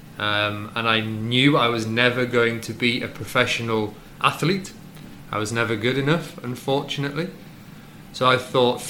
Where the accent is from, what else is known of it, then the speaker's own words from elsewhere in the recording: Wrexham, Wales, United Kingdom; moved away; also born or lived in Leeds; I am from a small town called Wrexham in North Wales